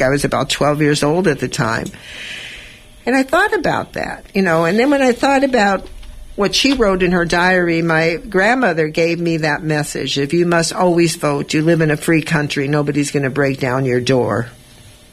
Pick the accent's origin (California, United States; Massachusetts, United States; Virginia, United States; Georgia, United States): California, United States; Los Angeles; I was brought up in East Los Angeles